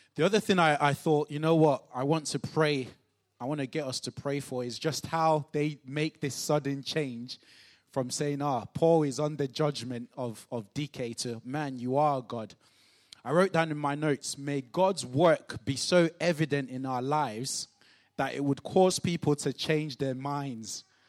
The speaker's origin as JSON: {"language": "English", "country": "Nigeria", "tie": "born or raised there", "moved": "yes", "said": "growing up in Nigeria"}